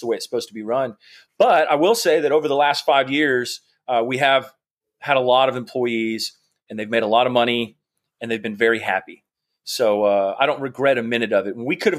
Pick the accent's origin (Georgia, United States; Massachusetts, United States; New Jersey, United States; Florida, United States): Georgia, United States; I grew up in Georgia. I went to University of Georgia